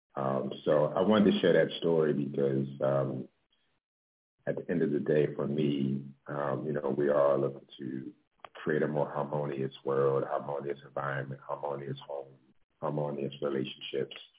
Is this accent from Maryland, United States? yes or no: yes; Baltimore, Maryland, United States; also born or lived in New York; now in Los Angeles, United States; I'm originally from Baltimore